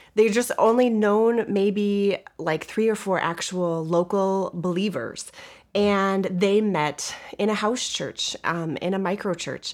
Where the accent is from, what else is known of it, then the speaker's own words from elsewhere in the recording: Montana, United States; moved away as an adult; now in Midwest, United States; I'm from Montana, and we've lived in the Midwest the past twenty-six years since we've been married